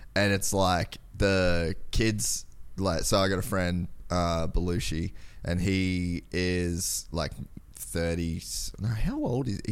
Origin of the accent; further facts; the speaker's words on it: Cairns, Queensland, Australia; moved away as an adult; I grew up in Cairns, Aus-, like, so way far north Queensland